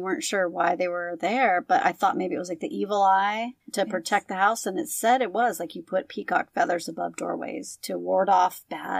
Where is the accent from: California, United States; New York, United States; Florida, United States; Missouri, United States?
California, United States; Oh, my home state.